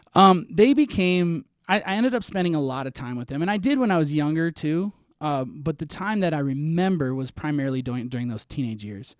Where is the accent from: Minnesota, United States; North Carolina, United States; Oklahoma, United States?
Minnesota, United States; I'm from Minnesota. I grew up in Minnesota